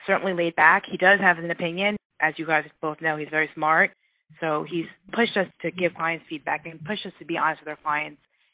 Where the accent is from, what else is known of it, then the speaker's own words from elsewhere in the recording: New York, United States; now in Midwest, United States; I'm from New York, and I do think we definitely say like it is. And now that I'm in the Midwest